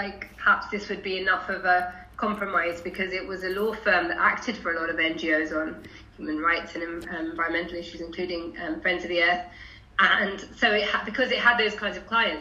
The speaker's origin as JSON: {"language": "English", "region": "London", "country": "United Kingdom", "tie": "born or raised there", "said": "I grew up in Haringey, went on to a right-on left-wing girl school in Haringey"}